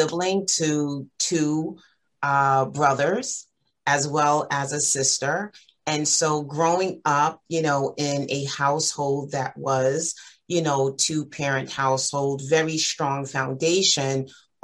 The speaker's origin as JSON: {"language": "English", "town": "New York City", "region": "New York", "country": "United States", "tie": "born or raised there", "said": "I reside in Far Rockaway, Queens, born and raised and still live there"}